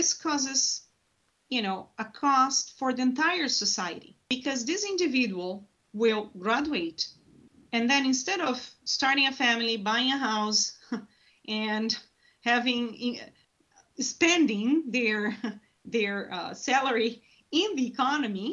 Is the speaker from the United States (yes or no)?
no; Brazil; moved away as an adult; I'm originally from Brazil